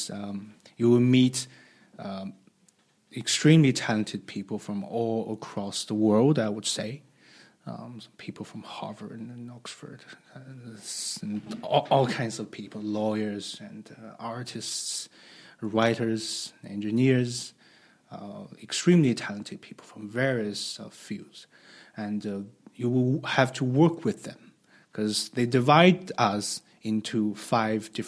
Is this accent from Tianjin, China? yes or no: yes; Tianjin, China; also born or lived in Beijing; I was born in Tianjin, a coastal city close to Beijing, and I went to universities in Beijing